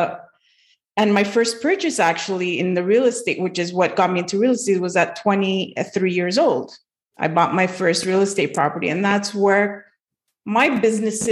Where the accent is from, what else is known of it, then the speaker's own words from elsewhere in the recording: Montreal, Quebec, Canada; I'm from Montreal, Quebec